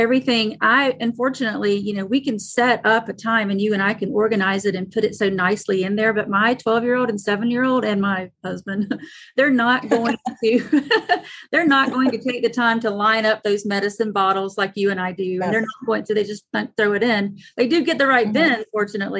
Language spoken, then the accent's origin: English; the South, United States; I'm from the South, so we love anything in a mason jar.